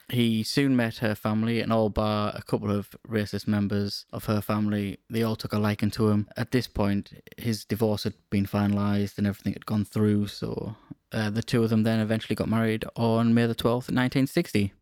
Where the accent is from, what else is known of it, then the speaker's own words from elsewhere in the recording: United Kingdom; we're British